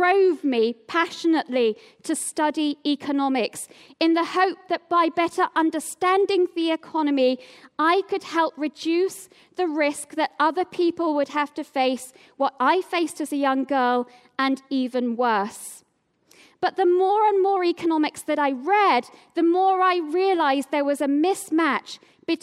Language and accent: English; Oldham, North West England, United Kingdom; also born or lived in Tameside; now in Cambridge, United Kingdom; I was born in Tameside and grew up for most of my life in Oldham.